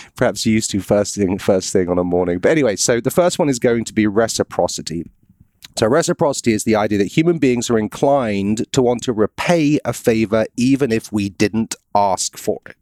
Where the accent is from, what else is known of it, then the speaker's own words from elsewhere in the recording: United Kingdom; moved away; I'm British